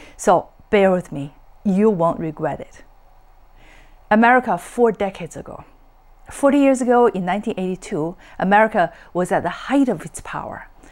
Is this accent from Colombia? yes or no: no; China; born or raised there; English is a second language; moved away as an adult; also born or lived in Boston, United States; now in California, United States